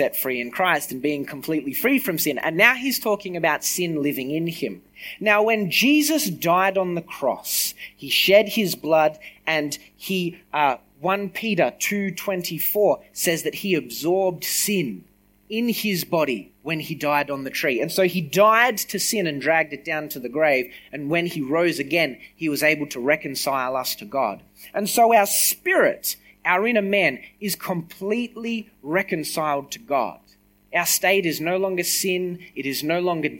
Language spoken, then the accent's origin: English; Griffith, New South Wales, Australia; I grew up in Griffith, right? I left for a couple of years. I came back